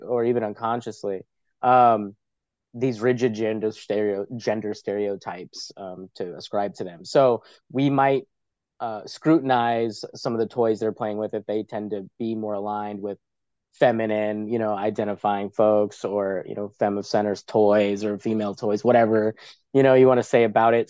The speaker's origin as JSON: {"language": "English", "town": "New York City", "region": "New York", "country": "United States", "said": "I'm from New York City"}